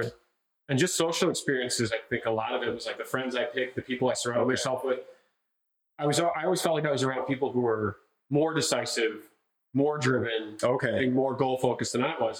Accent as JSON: {"language": "English", "town": "Detroit", "region": "Michigan", "country": "United States", "tie": "born or raised there", "moved": "yes", "said": "I was originally born and raised in Detroit, Michigan."}